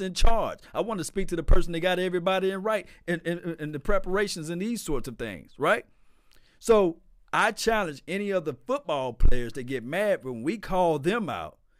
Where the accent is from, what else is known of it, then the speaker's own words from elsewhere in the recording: Natchez, Mississippi, United States; I'm from Natchez, Mississippi